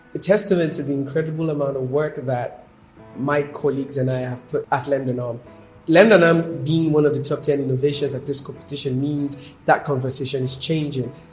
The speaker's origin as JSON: {"language": "English", "region": "Ogun State", "country": "Nigeria", "said": "I'm from Ogun State here in Nigeria"}